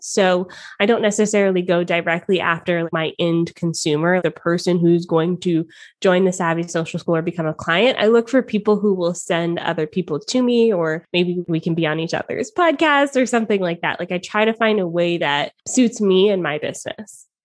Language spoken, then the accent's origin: English; Atlanta, Georgia, United States; moved away as an adult; also born or lived in Toronto, Canada; now in Canada; I lived in Atlanta, Georgia. He lived in Toronto, Canada. So we did long distance for a little bit, then we fell in love, we got married, and I moved from my hometown to live with him in Canada